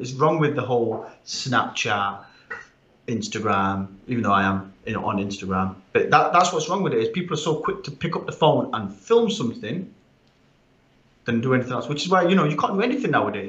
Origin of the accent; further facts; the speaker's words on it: Sheffield, Yorkshire and the Humber, United Kingdom; Where are you from? Sheffield. Number one. Where are your parents from? Sheffield. Your grandparents? Sheffield.